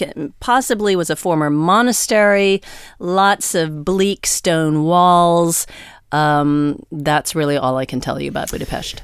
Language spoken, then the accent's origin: English; United States; as an American